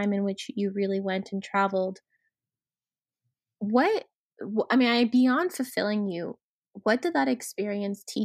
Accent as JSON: {"language": "English", "country": "United States", "tie": "born or raised there", "said": "I was born and raised in the States"}